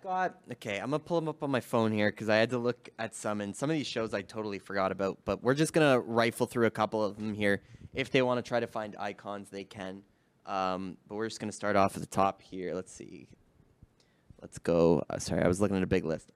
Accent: Canada; being Canadian

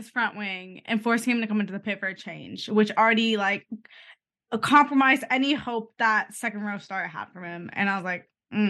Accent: Canada; We're Canadian.

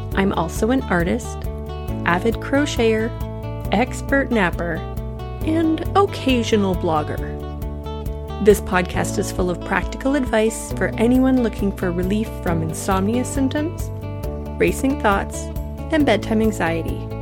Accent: Canada; I was born and raised in Canada

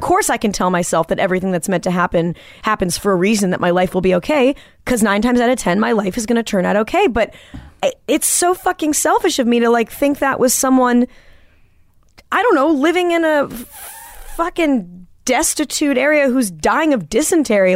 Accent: Manhattan Beach, California, United States; growing up in Manhattan Beach

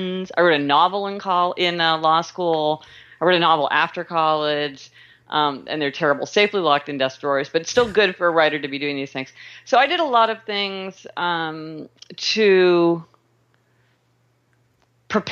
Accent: Kansas City, Missouri, United States; I was born in Kansas City, Missouri, and I started out my career in law

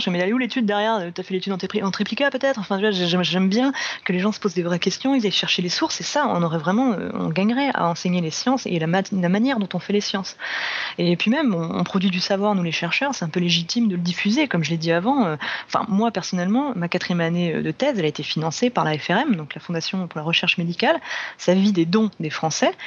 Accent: France; chez nous en France

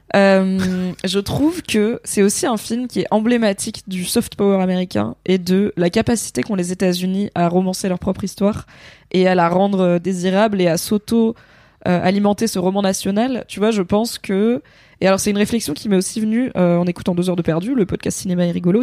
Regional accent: France; nous en tant que Français

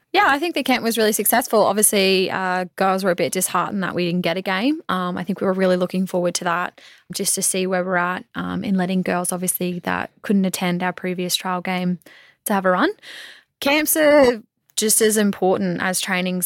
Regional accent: Mackay, Queensland, Australia; now I get to say I've played for my hometown.

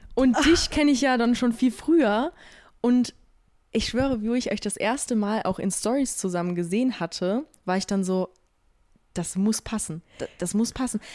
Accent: Austria; ich komme aus Österreich

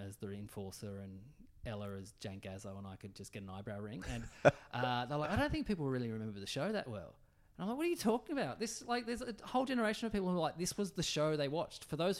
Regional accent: Tasmania, Australia; So I'm from Tassie.

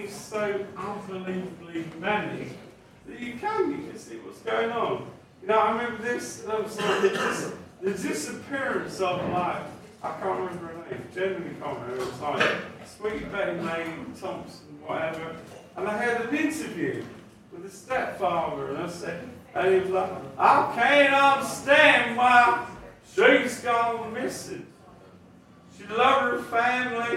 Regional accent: Chatham, South East England, United Kingdom; moved away; this is my hometown

